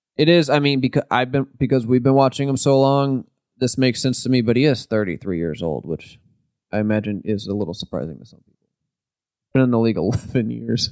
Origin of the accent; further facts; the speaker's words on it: St. Louis, Missouri, United States; we're from Saint Louis